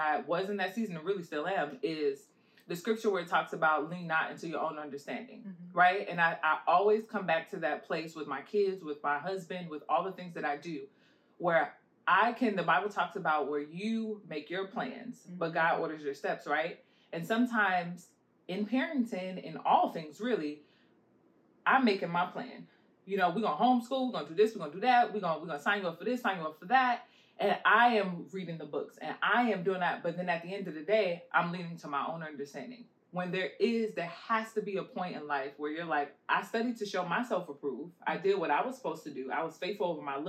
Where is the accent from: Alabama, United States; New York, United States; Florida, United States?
New York, United States; New York City; moved away; I'm originally from Queens, New York, far away. So we had this place called The Center growing up